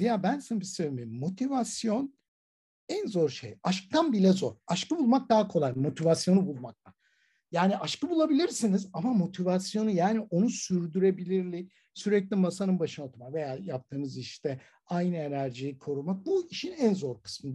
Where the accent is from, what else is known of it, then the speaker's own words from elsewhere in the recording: Istanbul, Turkey; ben Ataköylüyüm